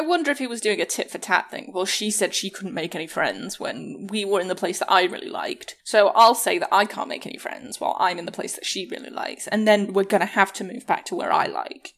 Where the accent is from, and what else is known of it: England, United Kingdom; born or raised there; moved away as an adult; now in United States